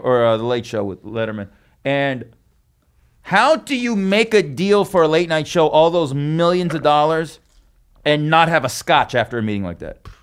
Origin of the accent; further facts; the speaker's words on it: Las Vegas, Nevada, United States; moved away; I'm from there.